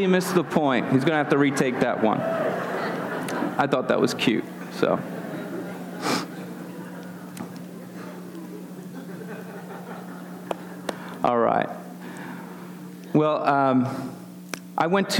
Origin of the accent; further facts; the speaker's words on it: Philadelphia, Pennsylvania, United States; moved away; I'm actually born and raised in the Philadelphia area